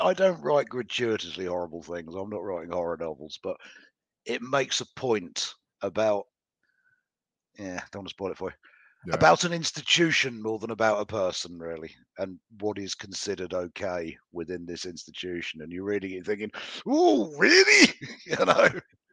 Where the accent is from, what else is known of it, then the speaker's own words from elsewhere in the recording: United Kingdom; I'm British